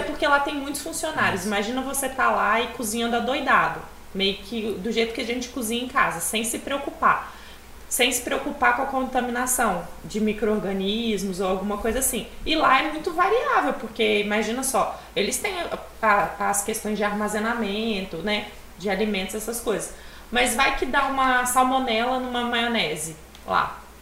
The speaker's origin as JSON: {"language": "Portuguese", "town": "Venda Nova do Imigrante", "region": "Espírito Santo", "country": "Brazil", "tie": "born or raised there", "also_born_or_lived": "Rio de Janeiro", "said": "eu sou de Venda Nova do Imigrante, uma cidade perto daqui. É, moro lá desde pequena, só saio para estudar"}